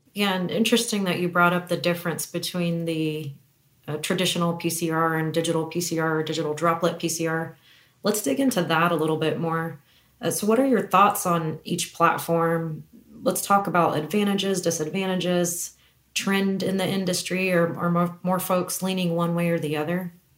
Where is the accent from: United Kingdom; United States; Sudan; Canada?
United States; Kansas City, Kansas; both of us are Kansas City natives. We hail from the Kansas City area, from Kansas